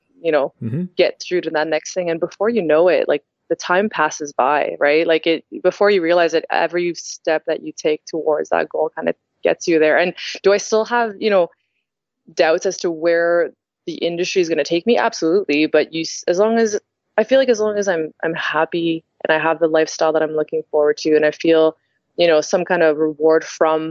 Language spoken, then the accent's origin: English; Toronto, Ontario, Canada; I'm from Toronto originally